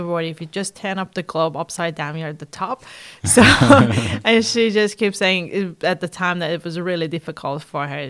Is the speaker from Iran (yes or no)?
yes; Iran; English is a second language; moved away as an adult; now in New Zealand; I'm originally from Iran, so I'm Persian, and I moved to New Zealand in 2008 to do my PhD